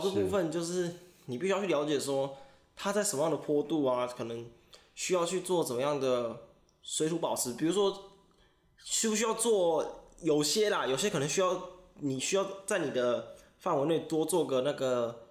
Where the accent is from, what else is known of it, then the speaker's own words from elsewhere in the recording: Taichung, Taiwan; 我们是台中人